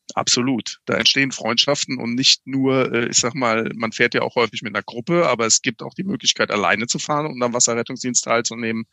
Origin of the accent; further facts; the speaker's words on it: Daun, Rhineland-Palatinate, Germany; Ich bin aufgewachsen in der DLRG-Gliederung im Binnenland, in Daun in der Eifel sozusagen, okay. in Rheinland-Pfalz